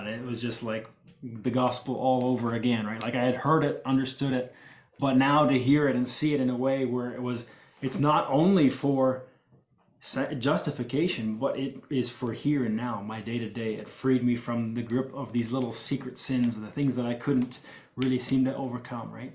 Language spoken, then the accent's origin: English; Ontario, Canada; I was born and raised here in Ontario, Canada